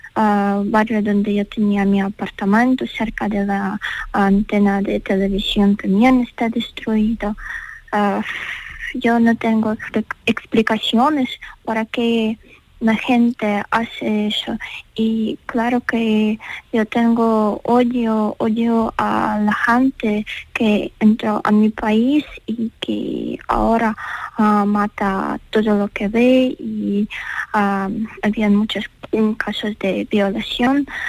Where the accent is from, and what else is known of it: Ukraine